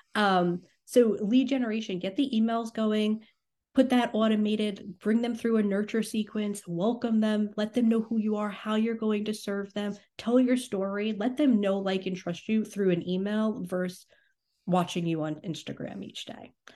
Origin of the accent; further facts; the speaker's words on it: New York, United States; I'm from New York.